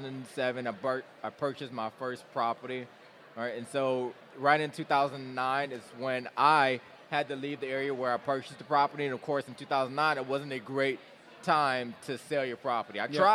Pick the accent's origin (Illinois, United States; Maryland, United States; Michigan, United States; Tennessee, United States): Michigan, United States; Detroit; moved away as an adult; also born or lived in Kings Bay, Georgia / New London, Connecticut / Charlotte, North Carolina; Born and raised. I was born and raised in Detroit.